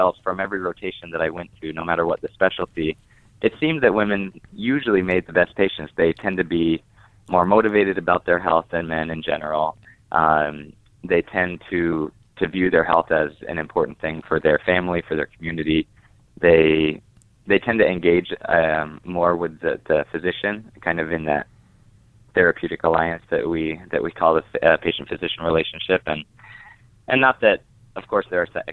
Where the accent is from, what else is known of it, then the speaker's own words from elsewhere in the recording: Wichita, Kansas, United States; I'm now back in my hometown